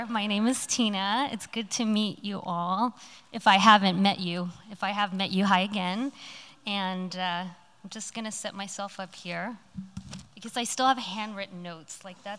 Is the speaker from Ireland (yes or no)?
no; Hong Kong; now in Los Angeles, United States; So I grew up in overseas in Hong Kong. I spent many years of my life there. And then I moved to a tiny little town called Los Angeles after that.